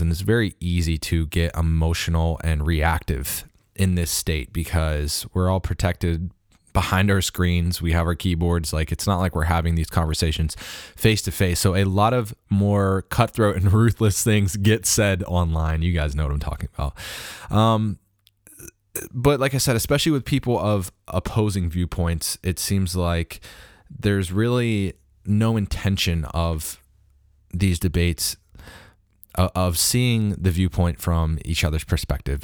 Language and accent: English; Harrisburg, Pennsylvania, United States; moved away; back home in my hometown of, of Harrisburg, Pennsylvania